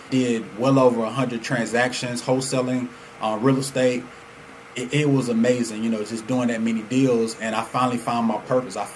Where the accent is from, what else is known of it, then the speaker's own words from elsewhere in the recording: Chicago, Illinois, United States; now in Atlanta, United States; I'm originally from Chicago. So my grandfather was the reason, and he was the financial backing behind my mom and dad moving us to Atlanta.